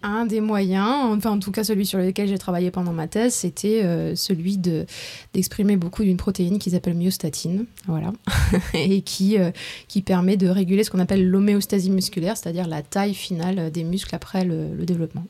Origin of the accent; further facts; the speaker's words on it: Strasbourg, Grand Est, France; moved away as an adult; also born or lived in Tours / Marseille / Boston; née à Tours, dans le centre de la France. après, j'ai grandi à Strasbourg